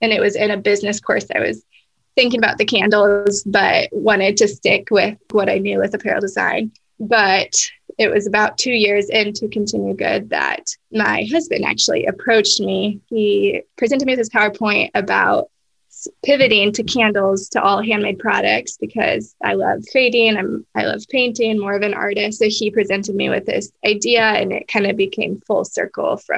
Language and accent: English; Prairie Village, Kansas, United States; I grew up in Prairie Village